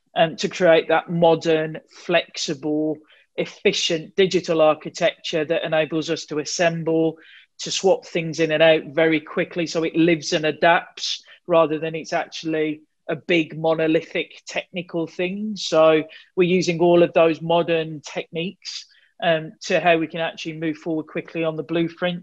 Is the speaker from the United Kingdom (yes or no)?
yes; Wolverhampton, West Midlands, United Kingdom; accent: Wolverhampton; my Wolverhampton accent